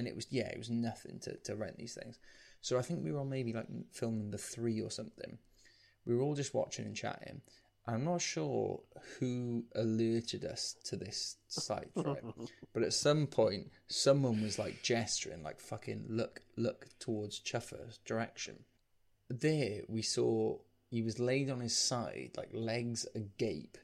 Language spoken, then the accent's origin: English; St Athan, Wales, United Kingdom; I grew up in St. Athen